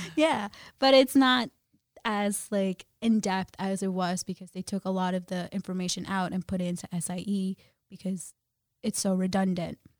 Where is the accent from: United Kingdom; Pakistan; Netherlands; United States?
United States; Jersey City, New Jersey; born or raised there; also born or lived in Guyana / New York / Brooklyn